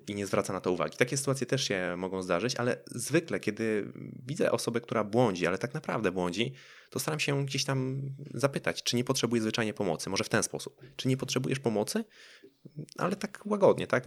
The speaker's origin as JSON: {"language": "Polish", "country": "Poland"}